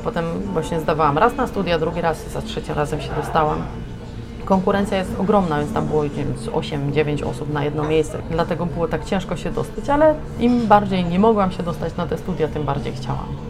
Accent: Limanowa, Lesser Poland, Poland; now in Wrocław, Poland; Ja pochodzę z Limanowej, to jest miejscowość koło Nowego Sącza na południu Polski.

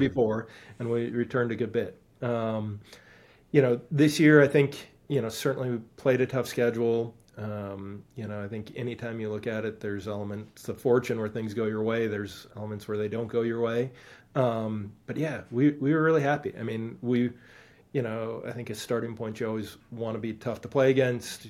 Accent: Stevens Point, Wisconsin, United States; moved away; I grew up in Stevens Point, Wisconsin.

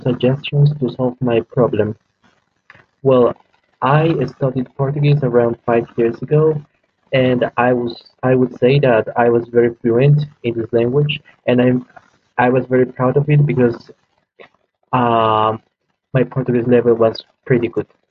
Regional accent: Peru; English is a second language; I'm from Peru

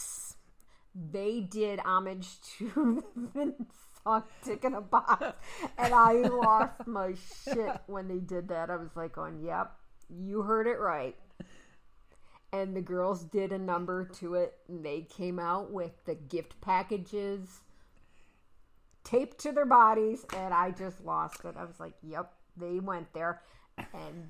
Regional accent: Jamestown, New York, United States; coming from what I lovingly refer to my hometown as the Dirty J, we know that Jamestown is home to the National Comedy Center

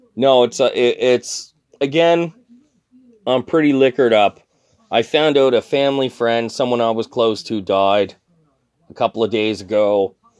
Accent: Canada; I'm Canadian

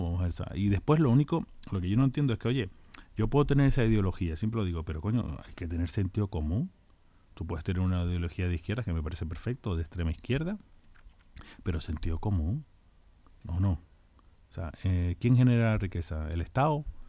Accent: La Palma, Canary Islands, Spain; now in Leganés, Spain; Yo soy de La Palma

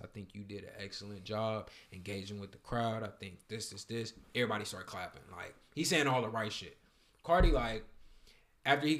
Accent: Alton, Illinois, United States; I'm from Auden, Illinois, right next to St. Louis, Missouri

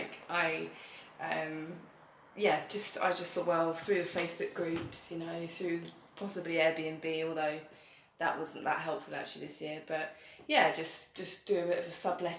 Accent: Brighton, South East England, United Kingdom; moved away as an adult; now in Berlin, Germany; I am from Brighton, which is a very sort of creative, colourful city.

